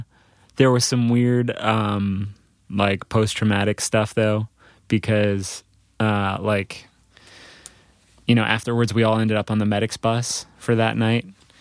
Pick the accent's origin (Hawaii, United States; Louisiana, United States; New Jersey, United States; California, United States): New Jersey, United States; also born or lived in Providence; I mean, I was born in Providence. My parents were teaching up there in Providence.